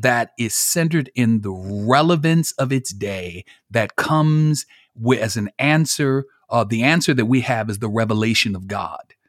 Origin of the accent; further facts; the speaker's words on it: Buffalo, New York, United States; moved away as an adult; now in Marietta, United States; I'm originally from Buffalo, New York. Born and raised